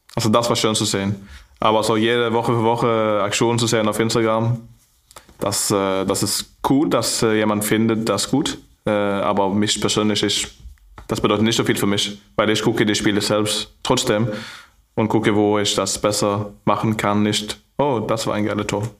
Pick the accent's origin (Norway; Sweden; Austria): Norway; Stavanger, Rogaland; German is a second language; moved away as an adult; now in Flensburg, Germany; in meine Heimat